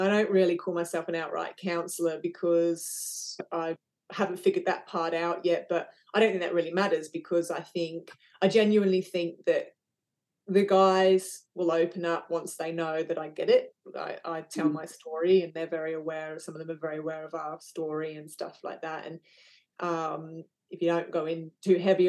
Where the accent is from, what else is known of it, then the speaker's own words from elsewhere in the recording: England, United Kingdom; now in Western Australia, Australia; I was originally from England